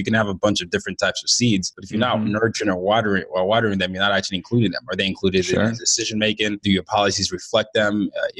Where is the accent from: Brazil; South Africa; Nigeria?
Nigeria; and I'm Nigerian, and you know, I'm from the Yoruba tribe